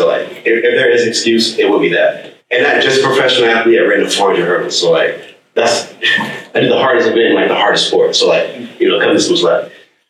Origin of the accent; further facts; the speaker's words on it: Virginia, United States; I'm from Virginia. I did my freshman year at Penn State, and then I transferred from Penn State to the University of Texas.